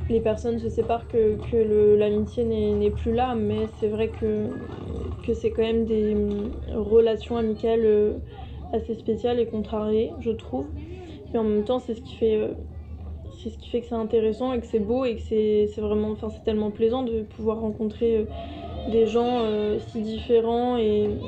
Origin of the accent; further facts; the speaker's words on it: France; j'étais pas chez moi en France mais que j'étais partie à l'étranger, donc en, l'occurrence en Allemagne.